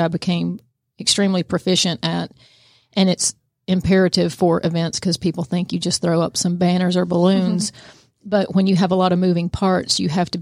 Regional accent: Kennesaw, Georgia, United States; also born or lived in Woodstock, Georgia / Canton, Georgia; I am a Georgia native. I grew up in Kennesaw, Georgia, and then migrated to Woodstock and then to Canton, where I've been for 20 years.

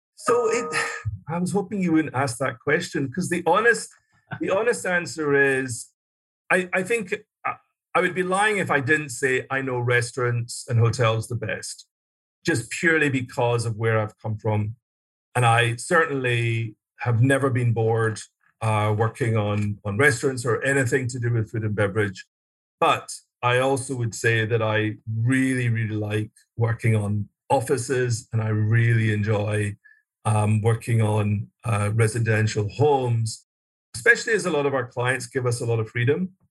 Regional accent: Glasgow, Scotland, United Kingdom; moved away as an adult; also born or lived in London; I was born and raised in Scotland, uh, Glasgow, Scotland, and went to school there

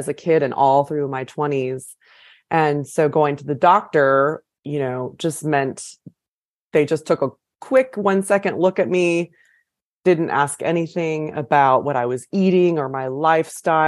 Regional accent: California, United States; moved away as an adult; also born or lived in Guatemala / San Francisco; now in Nashville, United States; I'm originally from California

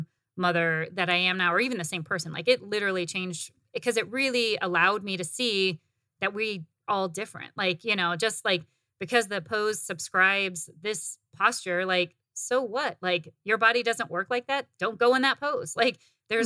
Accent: Northern Indiana, United States; moved away as an adult; now in Arizona, United States; growing up in the Midwest, and maybe it was just like where I grew up in the Midwest in Northern Indiana

